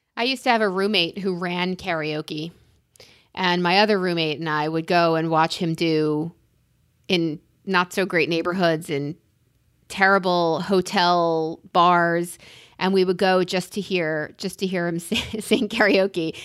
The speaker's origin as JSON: {"language": "English", "town": "New York City", "region": "New York", "country": "United States", "tie": "born or raised there", "said": "I'm a New Yorker, and I was born in Queens"}